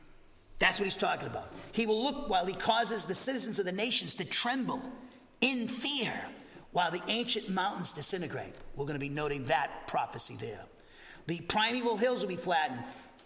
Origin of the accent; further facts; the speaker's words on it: the North, United States; I come from the North, okay? I'm a Yankee. I'm a damn Yankee. I'm here to stay, okay? I ain't leaving.